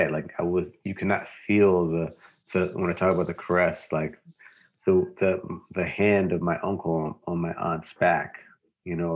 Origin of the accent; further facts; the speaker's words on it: St. Louis, Missouri, United States; Growing up in St. Louis